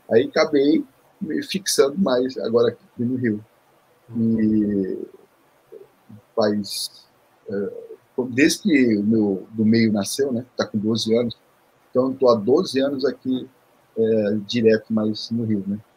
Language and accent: Portuguese; Seoul, South Korea; born there; Eu, vim da, eu nasci em Seul, na Coreia